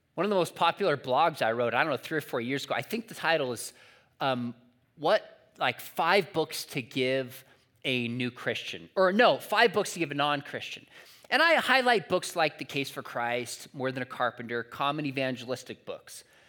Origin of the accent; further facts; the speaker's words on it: San Juan Capistrano, California, United States; my hometown of San Juan Capistrano